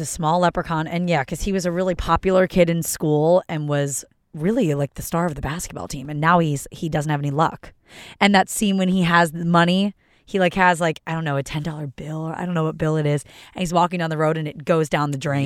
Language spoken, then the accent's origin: English; Philadelphia, Pennsylvania, United States; moved away; I'm from Philly